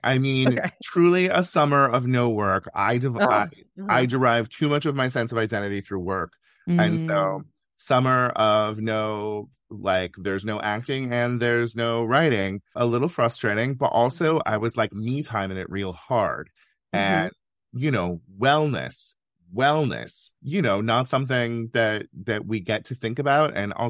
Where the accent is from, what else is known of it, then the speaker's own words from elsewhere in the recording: California, United States; I love California. I love being a Californian, which is different from loving California.